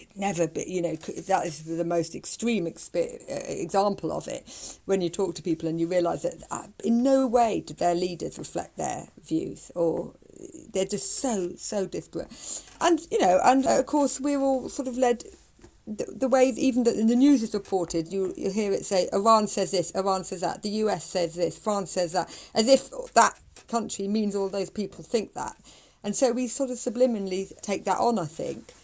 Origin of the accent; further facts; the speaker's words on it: United Kingdom; I'm from Britain